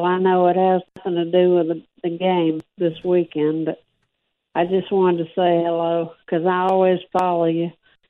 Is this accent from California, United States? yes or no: no; Gulfport, Mississippi, United States; from down in Gulfport.